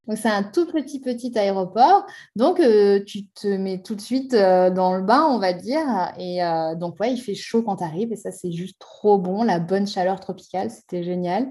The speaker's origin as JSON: {"language": "French", "country": "France", "said": "chez nous en France"}